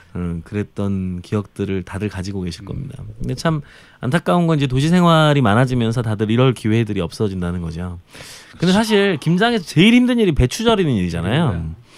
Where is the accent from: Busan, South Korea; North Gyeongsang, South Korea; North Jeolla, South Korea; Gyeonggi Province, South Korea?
North Jeolla, South Korea; Jeonju; 제 고향인 전주